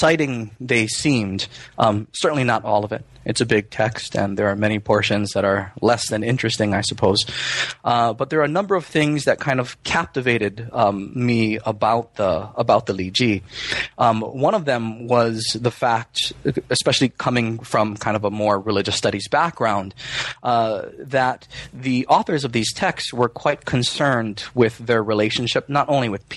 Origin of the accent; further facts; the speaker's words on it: Hawaii, United States; I grew up in Hawaii